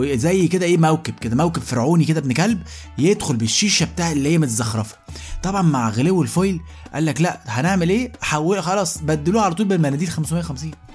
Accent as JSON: {"language": "Arabic", "country": "Egypt", "said": "احنا كمصريين"}